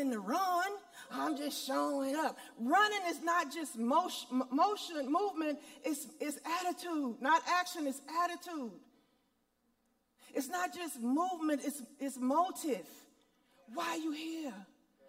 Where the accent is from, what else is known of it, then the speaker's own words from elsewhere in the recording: Monroe, Louisiana, United States; I grew up in Monroe, Louisiana at Deuteronomy Missionary Baptist Church.